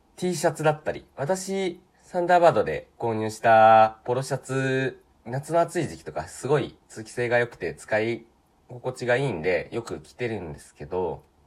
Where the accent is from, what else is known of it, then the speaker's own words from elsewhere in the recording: Sanen area, Aichi, Japan; moved away; 私愛知県の出身なんですけれど、愛知県でもほぼ静岡と長野の都に囲まれた三円地域って呼ばれるような、本当、愛知県でも特に山奥から出てきた人間